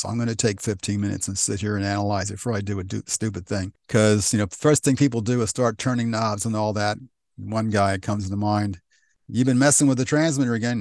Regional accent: West Chester, Pennsylvania, United States; also born or lived in Downingtown, Pennsylvania; I was born in Westchester, uh, what was Memorial Hospital, which no longer exists.

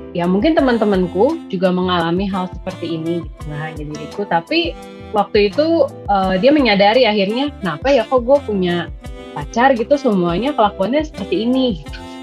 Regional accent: Indonesia; kita lahir di Indonesia yang negara berkembang

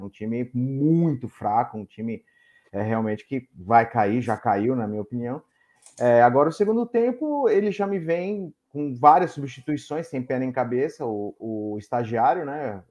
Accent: São Paulo, Brazil; now in Pará, Brazil; sou paulista, mas moro aqui no Pará

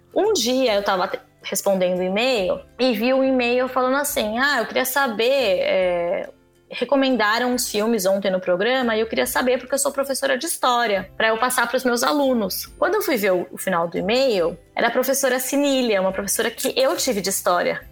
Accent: São Paulo, Brazil; eu sou de São Paulo

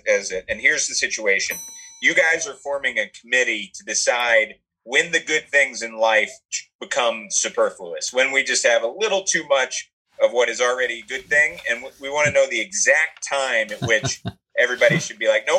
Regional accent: Atlanta, Georgia, United States; I was from Atlanta

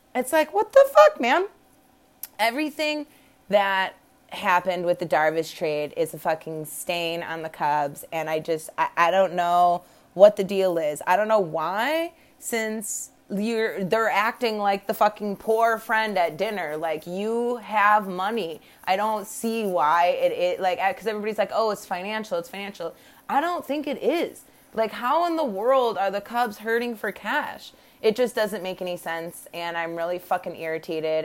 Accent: Midwest, United States; moved away; I was raised in the Midwest.

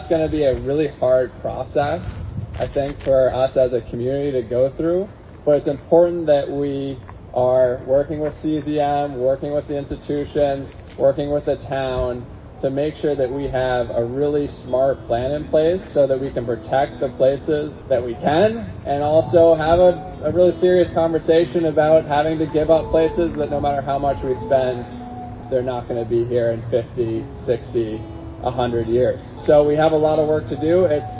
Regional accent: Woods Hole, Massachusetts, United States; I live here. It's always fun doing things in my hometown. I mean, it's always a little weird too, because I like spent my entire life here, literally here, the houseboat, the blue one behind me I grew up on, and I live right up the street.

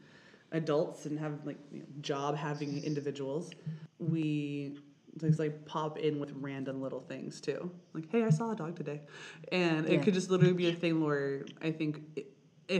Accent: Idaho, United States; I'm from Idaho

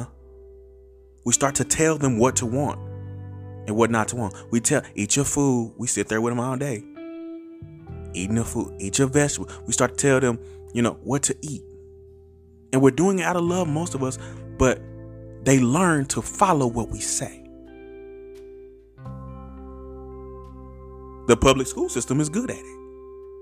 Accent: Terrell, Texas, United States; I grew up in Terrell. I already live in Terrell

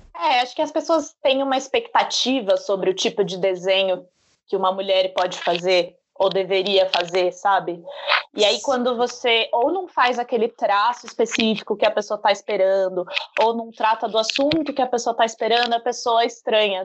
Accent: Brazil; como eu sou brasileira

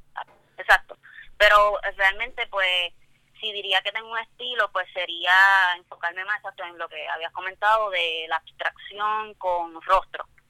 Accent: Toa Baja, Puerto Rico; soy del área de Tua Baja

